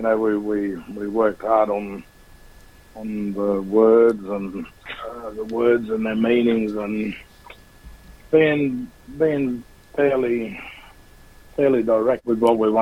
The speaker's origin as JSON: {"language": "English", "country": "Australia"}